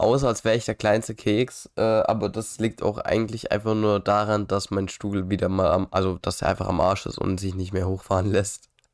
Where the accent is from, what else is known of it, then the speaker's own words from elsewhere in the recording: Germany; Ich bin ja auch Deutscher.